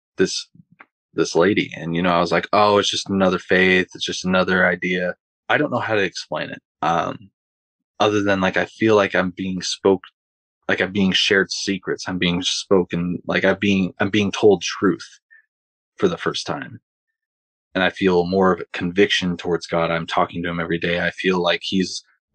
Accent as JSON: {"language": "English", "town": "Longview", "region": "Washington", "country": "United States", "tie": "born or raised there", "also_born_or_lived": "Pullman, Washington", "said": "I had to move back to my hometown. And so the church I was involved with in Pullman, I was going to get baptized at, but I had to move. So now I'm back in Longview, Washington."}